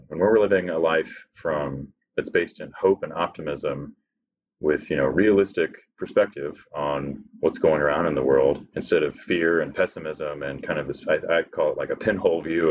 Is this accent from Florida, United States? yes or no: no; California, United States; I was born in California